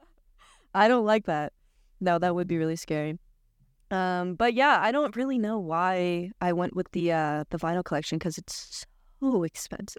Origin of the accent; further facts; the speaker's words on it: Washington, United States; now in New York, United States; I'm from Washington State